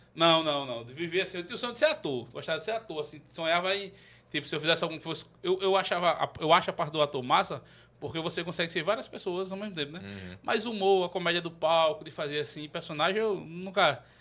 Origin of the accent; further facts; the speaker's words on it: Itatuba, Paraíba, Brazil; also born or lived in Campina Grande / Santa Rita; now in João Pessoa, Brazil; sou natural de Campina Grande. Nasci em Campina Grande, mas me criei numa cidade chamada Itatuba.